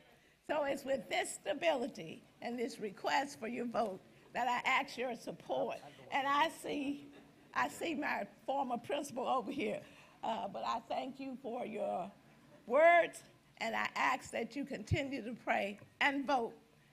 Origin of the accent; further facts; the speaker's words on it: Jackson, Mississippi, United States; I'm from Jackson, Mississippi. I was born in Washington Addition on the other side of town. I went to Isabel, I went to Blackburn, and I went to Jim Hill, and from there to Tougaloo.